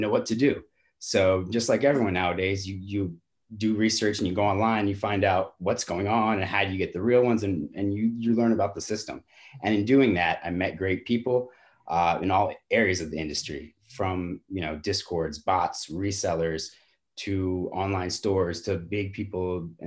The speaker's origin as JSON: {"language": "English", "region": "New York", "country": "United States", "tie": "born or raised there", "said": "I grew up in New York"}